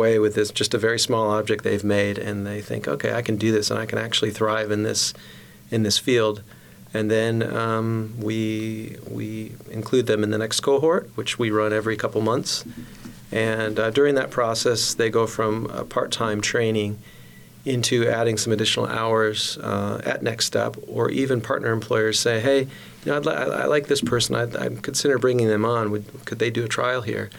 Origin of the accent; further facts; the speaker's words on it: Grand Rapids, Michigan, United States; moved away as an adult; also born or lived in North Carolina / Morocco; I grew up in Grand Rapids in West Michigan